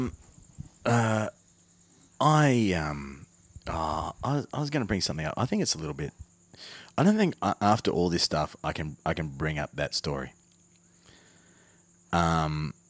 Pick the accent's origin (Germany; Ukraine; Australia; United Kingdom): Australia; Spearwood, Western Australia; also born or lived in Armidale; growing up in Spearwood.